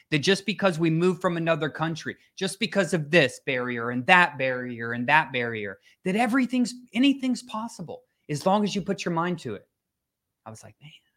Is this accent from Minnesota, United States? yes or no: yes; Minnesota, United States; now in Florida, United States; I grew up in Minnesota